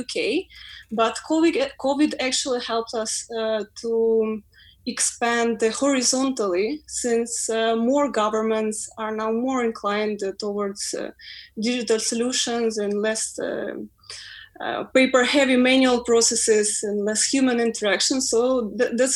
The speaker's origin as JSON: {"language": "English", "country": "Ukraine", "second_language": "English", "moved": "as an adult", "lives_now": "London, United Kingdom", "said": "We're coming from overseas. I'm from Ukraine."}